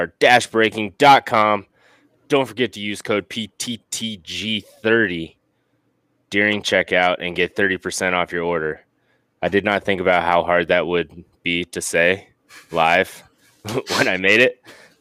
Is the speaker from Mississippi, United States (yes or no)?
no; North Dakota, United States; born there; I was born in North Dakota, man. That's not that I spent a lot of time there, but some of my family's still from up there, and they talk weird to us southern Midwest people.